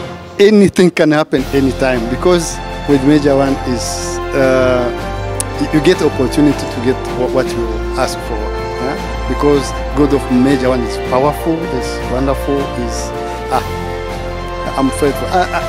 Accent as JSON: {"language": "English", "country": "Netherlands", "lives_now": "Belgium", "said": "I come from Netherlands, but I live in Belgium"}